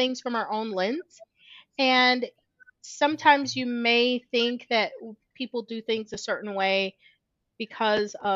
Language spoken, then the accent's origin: English; Midwest, United States; now in Georgia, United States; I grew up in the Midwest. I now live in the South. In Georgia